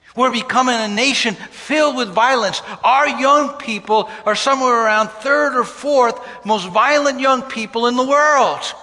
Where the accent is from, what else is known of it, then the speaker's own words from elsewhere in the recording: New York City, New York, United States; a young person growing up in Brooklyn, New York on 28th Street.